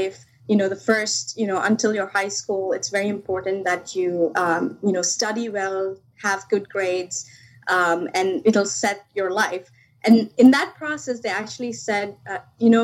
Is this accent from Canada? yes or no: no; India; moved away; I grew up back in India